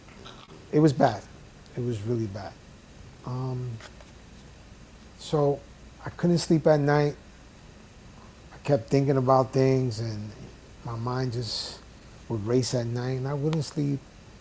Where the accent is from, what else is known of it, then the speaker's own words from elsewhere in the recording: New York City, New York, United States; moved away as an adult; now in Florida, United States; I grew up in the South Bronx